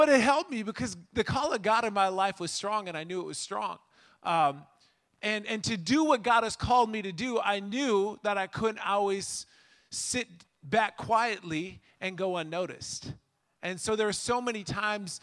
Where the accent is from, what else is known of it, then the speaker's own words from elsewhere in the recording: Minnesota, United States; now in Illinois, United States; I grew up in Minnesota